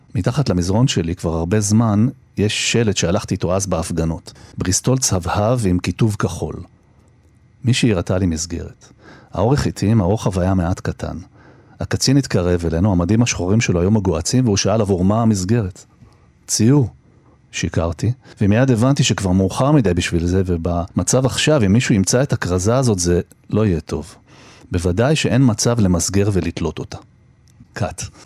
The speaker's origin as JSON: {"language": "Hebrew", "town": "Jerusalem", "region": "Jerusalem District", "country": "Israel", "tie": "born or raised there", "moved": "yes", "said": "גם נולדתי בירושלים, ילדות קצת, חטיבת ביניים, חזרתי אחר כך, חזרתי שוב, ואני כל הזמן שם"}